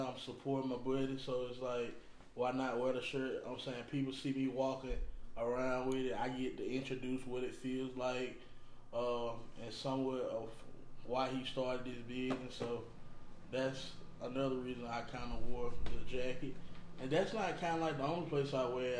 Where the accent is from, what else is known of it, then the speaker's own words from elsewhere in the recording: Alabama, United States; I'm from Alabama